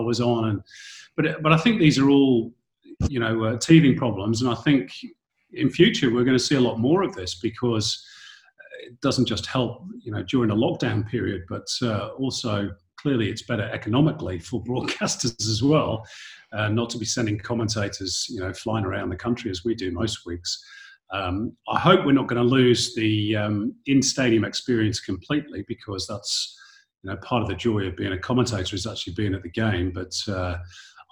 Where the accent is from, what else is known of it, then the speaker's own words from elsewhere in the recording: Manchester, North West England, United Kingdom; moved away as an adult; also born or lived in London; now in Australia; growing up in Manchester in Northern England